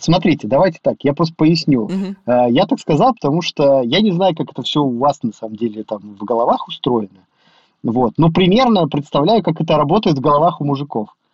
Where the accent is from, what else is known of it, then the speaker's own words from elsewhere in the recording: Ulyanovsk, Ulyanovsk Oblast, Russia; я из Ульяновска